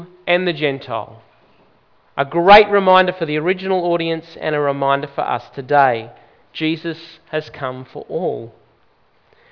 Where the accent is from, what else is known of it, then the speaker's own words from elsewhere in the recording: Brisbane, Queensland, Australia; I grew up in Queensland, in Brisbane